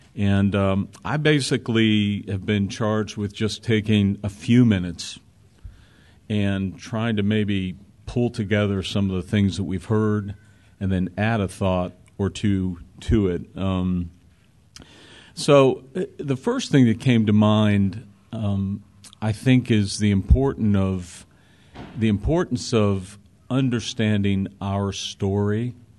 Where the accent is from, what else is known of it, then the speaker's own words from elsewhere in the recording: Pittsburgh, Pennsylvania, United States; I grew up in an area in Pittsburgh.